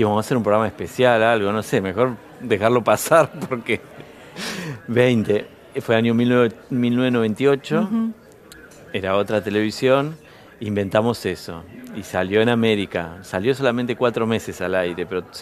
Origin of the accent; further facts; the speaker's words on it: Bahía Blanca, Buenos Aires Province, Argentina; yo soy de Bahía Blanca